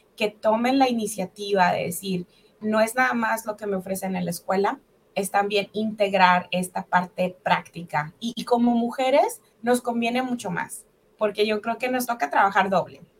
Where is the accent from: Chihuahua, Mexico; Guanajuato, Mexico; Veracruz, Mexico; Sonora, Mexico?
Chihuahua, Mexico; Delicias; moved away as an adult; also born or lived in Mexico City / Ciudad Juárez; now in Ohio, United States; yo nací en la Ciudad de México, de hecho. Y a los seis meses de edad, mis papás se mudan a, Chihuahua, a una colonia rural ah, llamada Colonia Terrazas, en Delicias, Chihuahua. Y bueno, ahí, ahí crecí